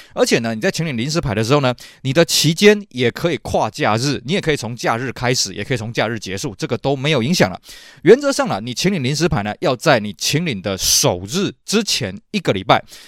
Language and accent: Chinese; Taiwan; 我们台湾这边